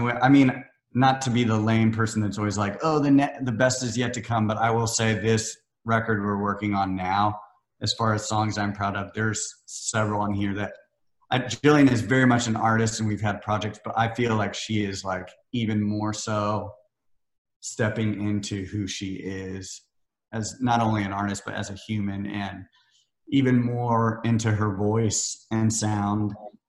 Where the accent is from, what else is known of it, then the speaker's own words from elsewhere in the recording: Missouri, United States; also born or lived in Iowa; Well, it's funny, I mean, growing up in Missouri and Iowa, you're not surrounded by the community like you are here, or LA or New York or London or any of these.